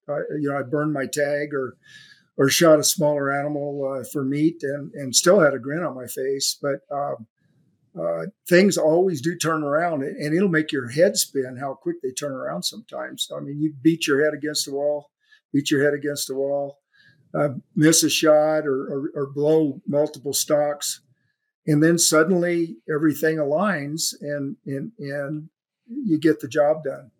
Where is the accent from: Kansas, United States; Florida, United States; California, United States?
California, United States; my hometown in California